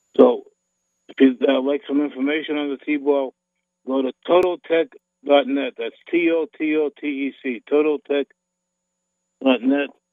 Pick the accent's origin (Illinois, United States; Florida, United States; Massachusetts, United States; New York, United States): Massachusetts, United States; Boston; a fat little kid growing up in Boston